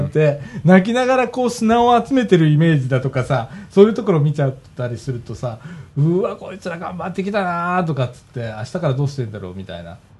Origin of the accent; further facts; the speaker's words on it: Osaka, Japan; also born or lived in Amagasaki, Hyogo; 俺、あの尼、崎生まれだけど、うん、全然尼崎の記憶ないし、 その後大阪だけど